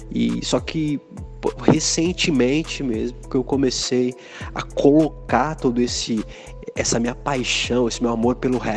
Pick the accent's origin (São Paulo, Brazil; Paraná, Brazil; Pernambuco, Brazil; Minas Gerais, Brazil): São Paulo, Brazil; Americana; Eu sou da cidade de Americana, no interior de São Paulo, uma cidade muito legal, super desenvolvida em termos econômicos, tão pertinho aqui de São Paulo.